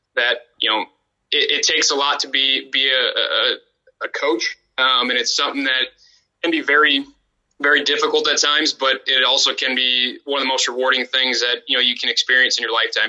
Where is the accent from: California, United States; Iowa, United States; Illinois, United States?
Iowa, United States; Dubuque; born or raised there; moved away as an adult; also born or lived in Waverly, Iowa (Wartburg)